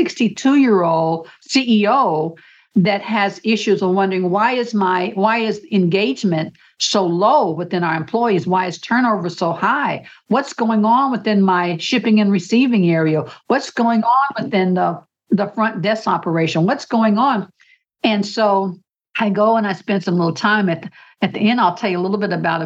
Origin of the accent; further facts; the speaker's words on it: United States; as an American